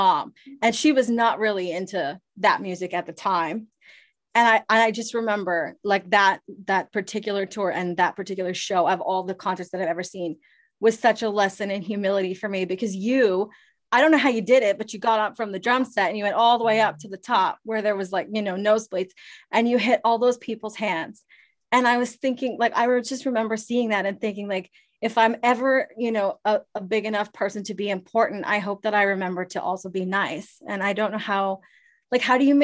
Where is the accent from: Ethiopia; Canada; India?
Canada; Ottawa, Ontario; moved away as an adult; also born or lived in Toronto; now in Los Angeles, United States; I'm from Ottawa